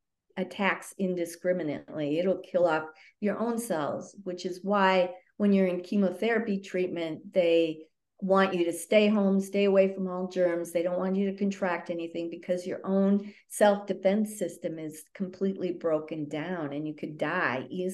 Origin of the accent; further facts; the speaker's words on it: northern Wisconsin, United States; I'm a cheesehead from Wisconsin.